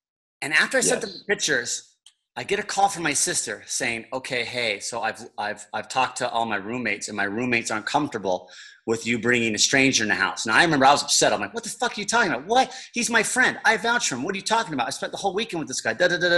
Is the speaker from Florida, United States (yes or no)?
no; Chicago, Illinois, United States; Full of life, and you're like, damn, man, I'm from Chicago.